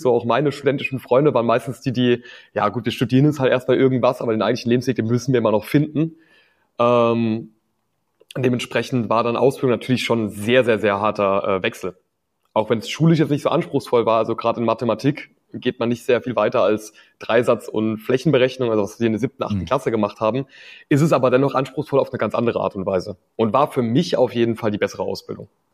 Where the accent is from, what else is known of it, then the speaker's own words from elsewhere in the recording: Rhineland-Palatinate, Germany; bei uns in der Pfalz